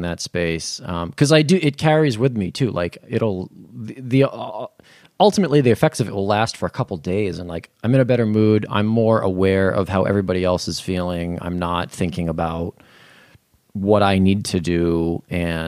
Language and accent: English; Berkley, Massachusetts, United States; I was raised in Berkeley, Massachusetts.